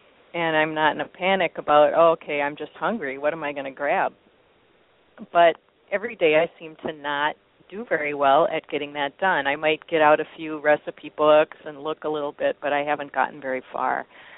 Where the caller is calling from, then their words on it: Portland, Oregon, United States; I'm calling from Portland, Oregon.